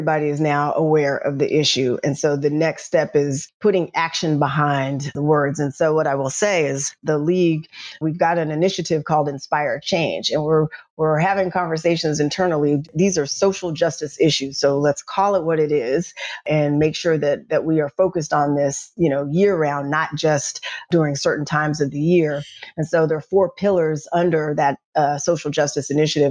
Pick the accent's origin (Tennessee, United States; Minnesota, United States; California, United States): Tennessee, United States; Nashville; moved away; I'm from Nashville, Tennessee, grew up in North Nashville